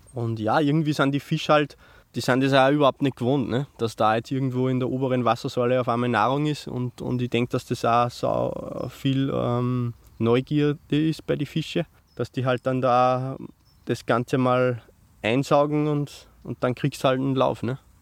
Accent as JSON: {"language": "German", "region": "Upper Austria", "country": "Austria", "said": "bei uns in Österreich"}